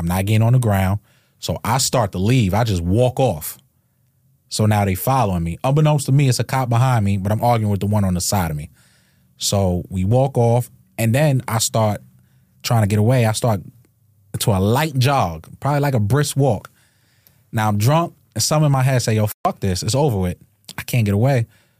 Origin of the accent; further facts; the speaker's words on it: Hempstead, New York, United States; Hempstead, Freeport, Hempstead area.